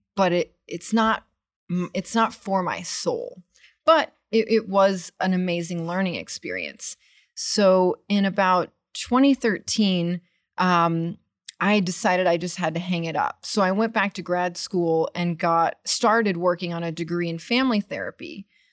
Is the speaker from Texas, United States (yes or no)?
yes; Austin, Texas, United States; also born or lived in Washington, D.C. / Tel Aviv; growing up in Austin